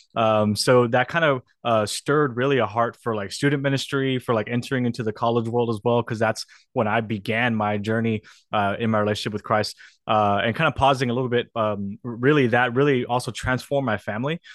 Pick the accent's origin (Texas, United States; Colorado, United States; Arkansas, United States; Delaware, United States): Texas, United States; South; also born or lived in New York City; I got the opportunity to be a student pastor in, in my hometown.